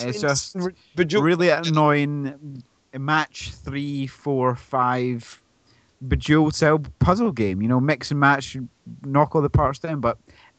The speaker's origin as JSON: {"language": "English", "town": "Glasgow", "region": "Scotland", "country": "United Kingdom", "said": "I'm Glaswegian"}